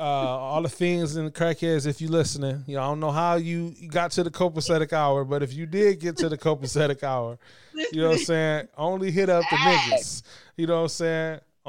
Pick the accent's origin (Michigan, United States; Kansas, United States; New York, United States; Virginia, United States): Michigan, United States; Battle Creek; also born or lived in Alabama / Kalamazoo; I'm from Battle Creek, and then I went to Alabama, and then I went to Kalamazoo, and then I came up here